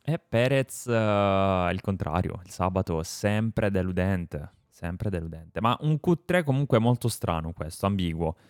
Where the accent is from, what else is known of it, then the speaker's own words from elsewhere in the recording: Apulia, Italy; per gli amici pugliesi sono pugliese